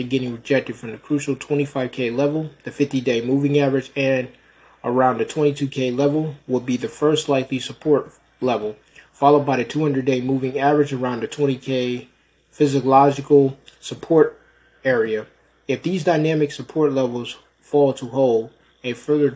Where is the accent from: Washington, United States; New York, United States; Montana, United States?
New York, United States; Rochester; moved away; my hometown of Rochester, and Rochester, New York, not Rochester, Minnesota, Rochester, New York